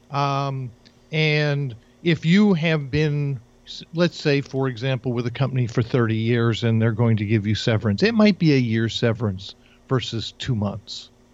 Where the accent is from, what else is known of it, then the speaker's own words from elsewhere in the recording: New Jersey, United States; moved away; I grew up in New Jersey in an entirely Jewish community